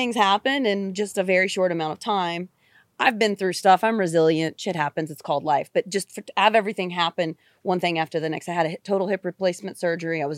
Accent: West Virginia, United States; also born or lived in North Carolina; now in Los Angeles, United States; Born and raised in West Virginia, so I'm a true hillbilly.

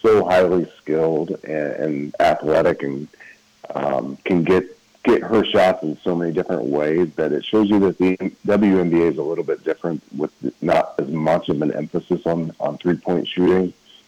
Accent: Indianapolis, Indiana, United States; here in my hometown in Indianapolis

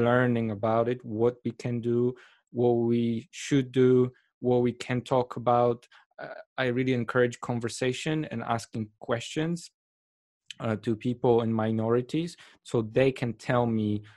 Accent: Poland; moved away; I come from Poland

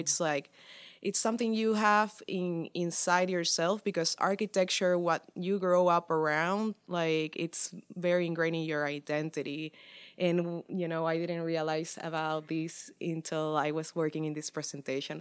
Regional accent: Santa Cruz de la Sierra, Santa Cruz, Bolivia; now in Dallas, United States; I'm an artist from Santa Cruz de la Sierra, Bolivia

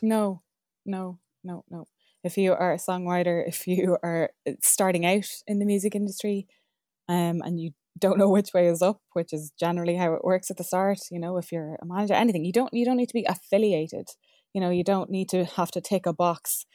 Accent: Ireland; We're Irish

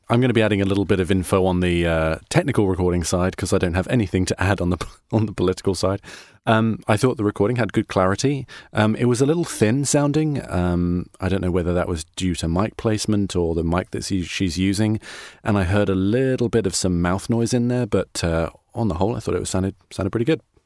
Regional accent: United Kingdom; now in United States; I'm a British person in America

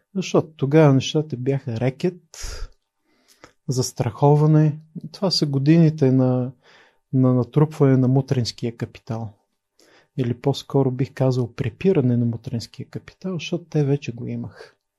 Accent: Pleven, Pleven Province, Bulgaria; moved away as an adult; also born or lived in Sofia; Роден съм 73-та година в София, израснал съм в Плевен

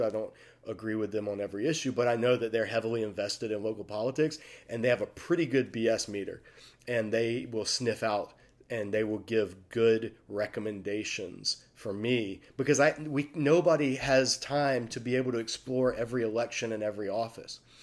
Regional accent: United States; I speak as an American

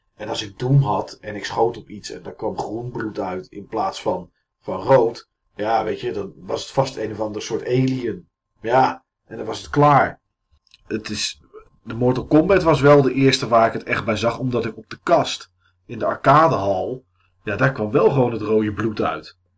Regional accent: Enschede, Overijssel, Netherlands; bij ons in Enschede

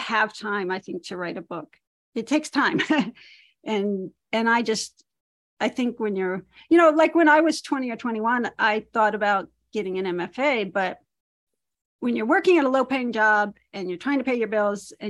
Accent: Maryland, United States; moved away as an adult; now in Montana, United States; I grew up in Maryland

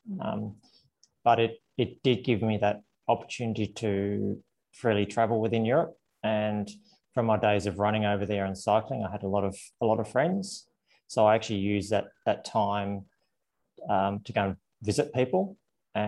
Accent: Canberra, Australian Capital Territory, Australia; moved away as an adult; also born or lived in Italy; Canberra was my hometown back then

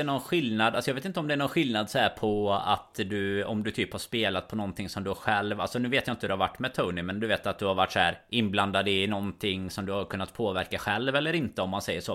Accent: Sweden; oss som är svenskar

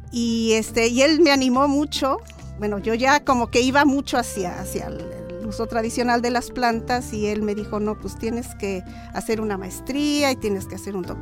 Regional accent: Xalapa, Veracruz, Mexico; born there; Yo nací aquí en Jalapa.

